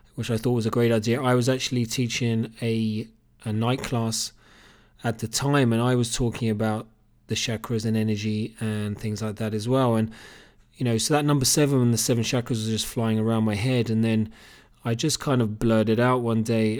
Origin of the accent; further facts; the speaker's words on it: Cambridge, East of England, United Kingdom; accent: Cambridge; moved away as an adult; also born or lived in Australia; now in Killarney, Ireland; It's actually a Cambridge accent. I was born and bred in Cambridge in the U K.